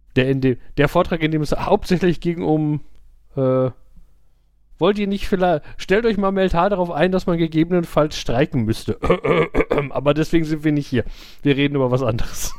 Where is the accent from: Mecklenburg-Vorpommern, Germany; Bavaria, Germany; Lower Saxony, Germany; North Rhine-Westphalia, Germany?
North Rhine-Westphalia, Germany; Gladbeck; bei uns in, also da in Gladbeck gab es zwei Videotheken